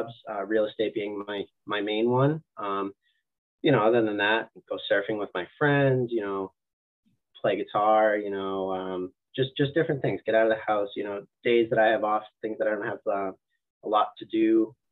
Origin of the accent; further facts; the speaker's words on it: New Hampshire, United States; moved away as an adult; now in Massachusetts, United States; I grew up in New Hampshire.